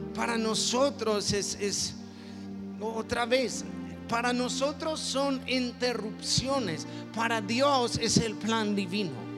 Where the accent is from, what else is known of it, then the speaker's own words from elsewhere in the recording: Mexico; yo soy mexicano